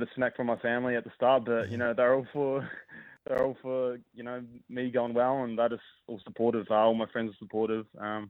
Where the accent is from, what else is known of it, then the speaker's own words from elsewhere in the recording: North Canterbury, New Zealand; moved away as an adult; now in Sydney, Australia; growing up in New Zealand